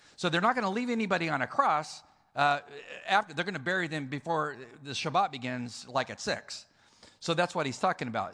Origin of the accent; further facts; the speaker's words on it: California, United States; I'm from California